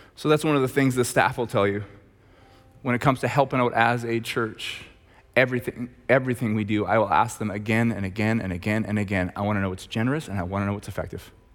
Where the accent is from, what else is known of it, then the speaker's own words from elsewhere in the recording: Red Deer, Alberta, Canada; I'm from Red Deer